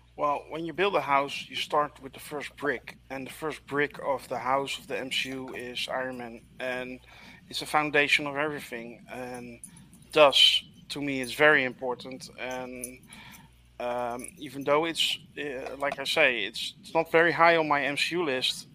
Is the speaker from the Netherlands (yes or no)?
yes; Netherlands